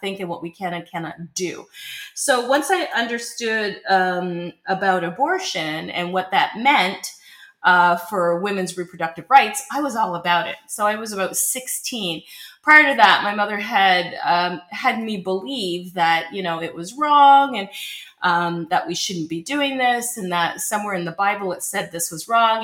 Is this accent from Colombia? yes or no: no; Canada; As a Canadian born and raised for the last 50 years, I've lived in Canada